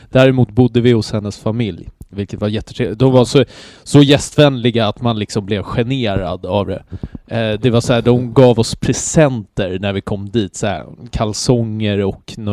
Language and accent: Swedish; Sweden; man är ju inte van vid det mm, liksom, mm, som svensk riktigt heller.